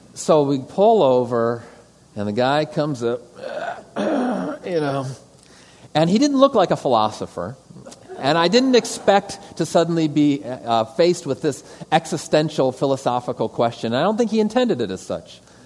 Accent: Detroit, Michigan, United States; moved away as an adult; also born or lived in Thailand / St. Louis / Arizona; I'm a kid from the suburbs. I'm from Metro Detroit originally.

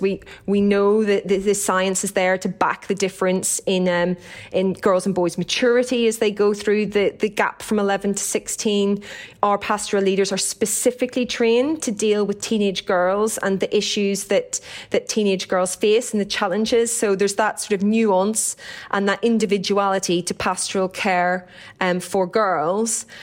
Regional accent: Downpatrick, Northern Ireland, United Kingdom; accent: Irish; moved away; I grew up in County Down in Northern Ireland

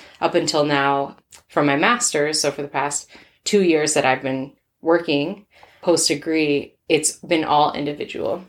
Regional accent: Minnesota, United States; I am from Minnesota.

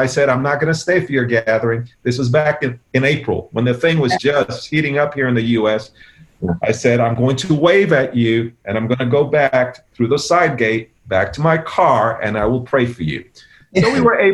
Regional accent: New York, United States; We're from New York.

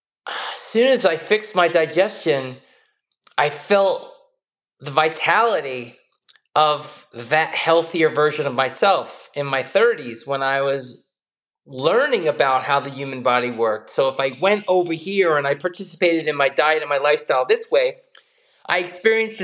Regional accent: United States; growing up in the United States in the late 60s, 70s, and 80s

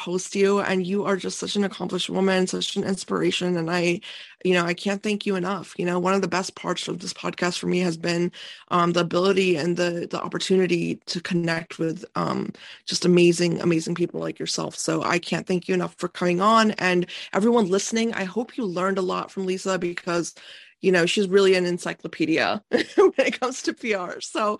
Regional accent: India; Me being Indian, I'm looking at them like that is an oxymoron

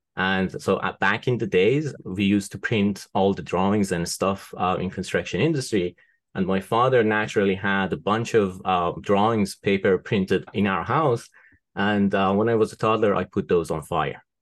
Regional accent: Tehran, Tehran Province, Iran; moved away as an adult; also born or lived in Isfahan, Iran / United Kingdom; now in United States; I was born in Iran. Uh, I was born in Isfahan. It's a city in the central part of Iran. It's kind of like a historical city. Um, lots of interesting, um, old buildings to see there. Uh, but I was raised in Tehran, the capital of the country

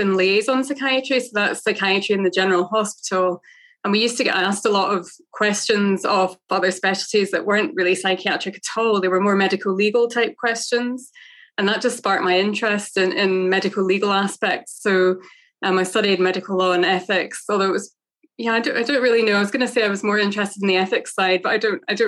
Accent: Scotland, United Kingdom; also born or lived in Northern Ireland / United States; I was born in Northern Ireland, but have never really lived there, although I have a lot of family there. And I actually lived out in the US. My parents commuted over, they emigrated over there when I was a baby. And I remember being at kindergarten, and then we moved to Scotland when I was about six.

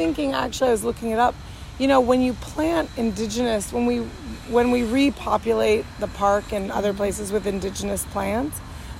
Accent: Arizona, United States; now in Brooklyn, New York, United States; And I grew up in Arizona just staring at the mountains.

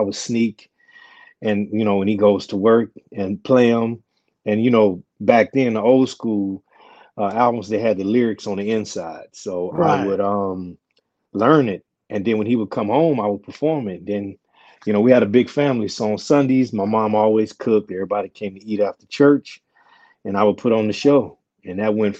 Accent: Beaumont, Texas, United States; moved away; also born or lived in Southern California; born and raised in Beaumont, Texas

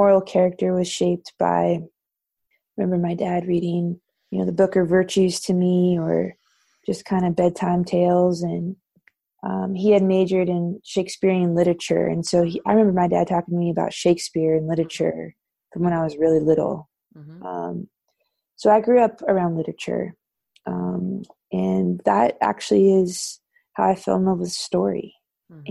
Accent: Thousand Oaks, California, United States; I grew up in Southern California in a suburb called Thousand Oaks

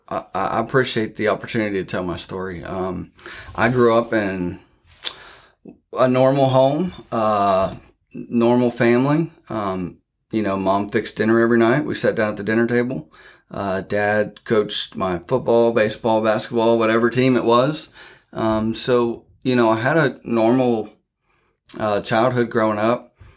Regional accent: Newark, Ohio, United States; moved away as an adult; now in Flatwoods, United States; originally from Newark, Ohio.

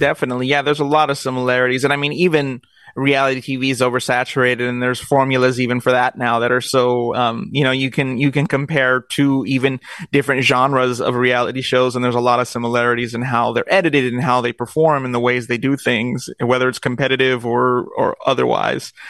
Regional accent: Long Beach, California, United States; I was born in Long Beach and raised

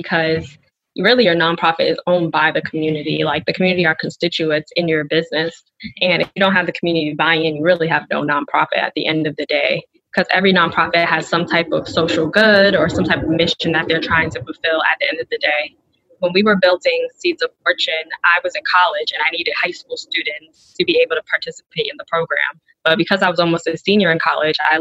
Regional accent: New York City, New York, United States; also born or lived in Wellesley, Massachusetts; my hometown in Brooklyn, Bed-Stuy

